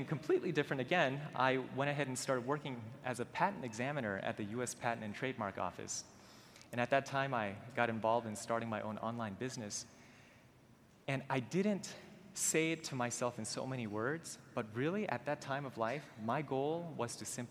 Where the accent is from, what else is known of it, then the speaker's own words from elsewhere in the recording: Maryland, United States; I was born and raised in Maryland